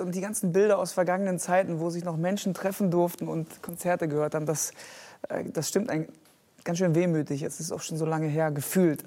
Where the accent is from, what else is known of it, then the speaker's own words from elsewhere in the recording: Geldern, North Rhine-Westphalia, Germany; now in Hamburg, Germany; ich bin auf dem Dorf groß geworden, äh, katholische Gegend im Rheinland